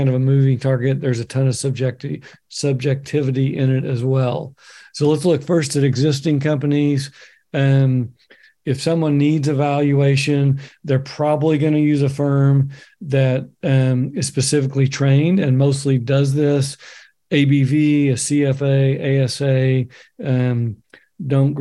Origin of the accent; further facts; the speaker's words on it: Oklahoma, United States; now in Bend, United States; my home state, Oklahoma, live in Oregon now